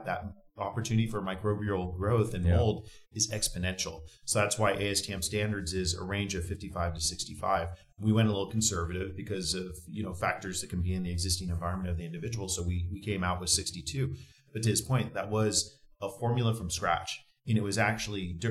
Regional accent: West Coast, United States; we grew up on the West Coast

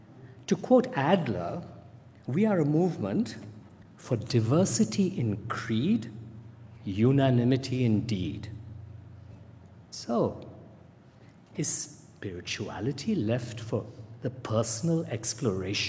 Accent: India; I grew up in India

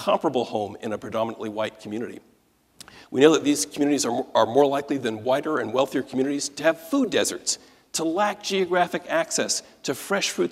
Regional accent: Detroit, Michigan, United States; Detroit is my hometown

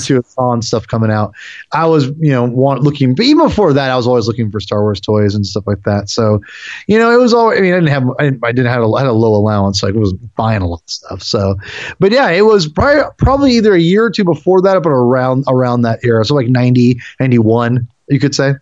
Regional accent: Western Washington, United States; also born or lived in Seattle; I grew up in Washington, uh, Western Washington, and I, I, you know, I pretty much lived in Seattle the last, for the most part, since 2005

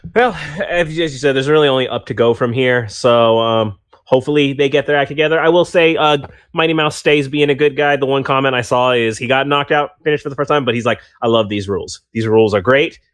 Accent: United States; I'm from America and I've only ever been from America.

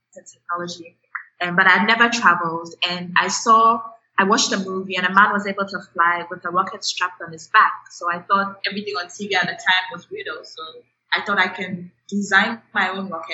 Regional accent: Accra, Greater Accra, Ghana; I grew up in Accra, Ghana, in West Africa.

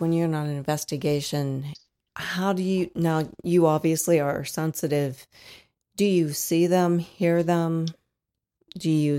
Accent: Dayton, Ohio, United States; now in Fort Wayne, United States; I'm from Dayton, Ohio originally. I'm a transplant

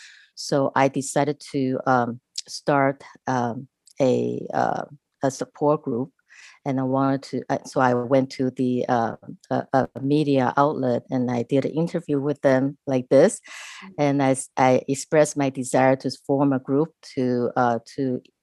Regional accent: Taiwan; English is a second language; moved away as an adult; now in United States; So as I mentioned, I'm an immigrant from Taiwan. And when I first came to this country, I was an international student and I could barely carry a conversation in English.

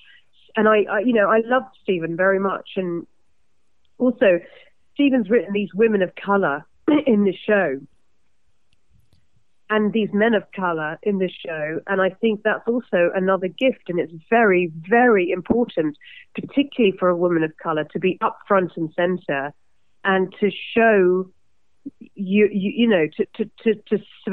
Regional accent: London, United Kingdom; I'm so London in my actual personality. You know, I'm obviously born and raised in London

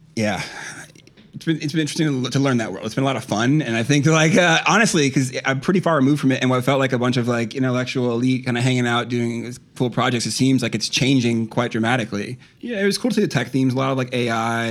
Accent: Iowa, United States; I grew up in Iowa

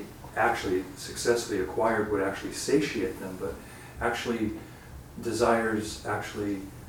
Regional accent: Los Angeles, California, United States; I grew up in Los Angeles

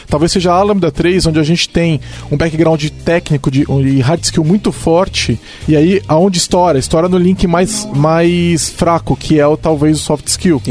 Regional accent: São Paulo, Brazil; eu sou de São Paulo

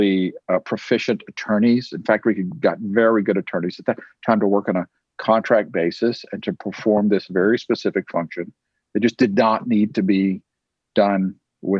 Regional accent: Tyler, Texas, United States; here in my hometown of Tyler, Texas

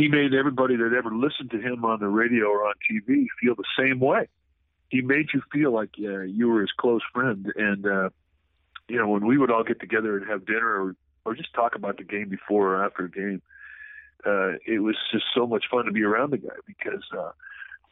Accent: Southern California, United States; I grew up in Southern California

